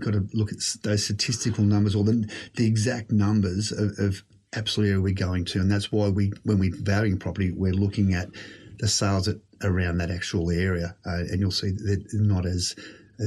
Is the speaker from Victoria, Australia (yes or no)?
no; Sydney, New South Wales, Australia; I've lived in a number of different homes with my family growing up in the Shire.